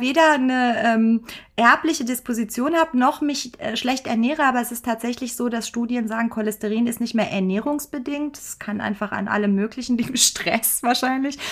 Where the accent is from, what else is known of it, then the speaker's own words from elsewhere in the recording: Germany; bei uns in Deutschland